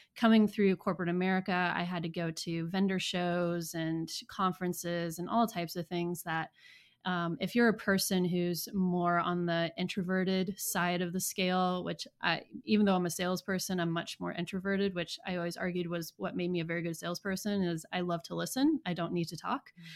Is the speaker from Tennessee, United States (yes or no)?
no; Southeast Iowa, United States; accent: Midwest; moved away as an adult; also born or lived in South Carolina; now in Knoxville, United States; I am originally from Iowa. I grew up in Southeast Iowa in the Mississippi River. Um, so my entire family is, uh, Midwest family, hence the accent.